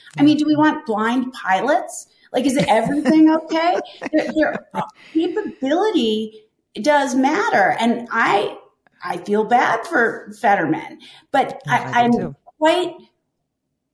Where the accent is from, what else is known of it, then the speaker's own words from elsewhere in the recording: Pennsylvania, United States; Pennsylvania, which is my home state